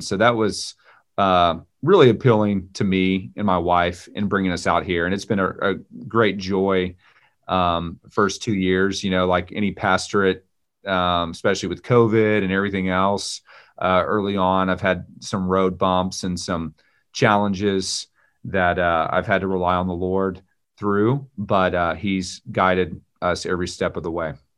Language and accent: English; Texas, United States; moved away as an adult; now in Raleigh, United States; I'm a Texan, native Texan